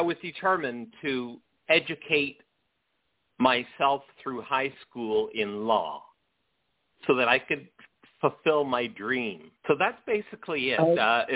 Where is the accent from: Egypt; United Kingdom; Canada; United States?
Canada; St. Catharines, Ontario; I grew up outside of Niagara Falls in a little city called St. Catharines